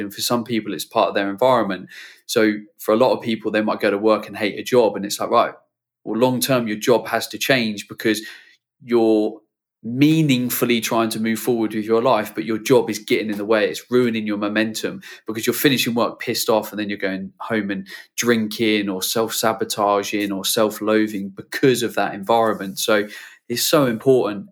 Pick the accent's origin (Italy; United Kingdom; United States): United Kingdom; as a Brit